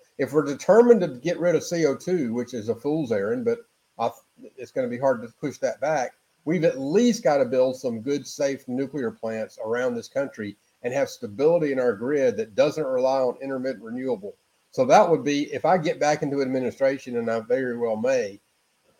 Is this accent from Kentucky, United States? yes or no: yes; Kentucky, United States; my home state of Kentucky